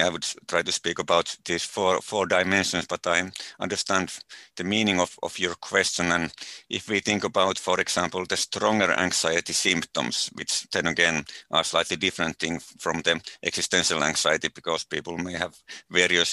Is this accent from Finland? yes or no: yes; Finland; mostly in my home country